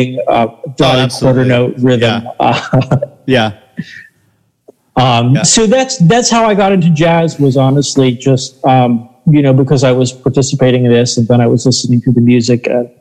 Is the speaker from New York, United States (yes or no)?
no; Southwest Florida, United States; Growing up in Florida, I grew up in Southwest Florida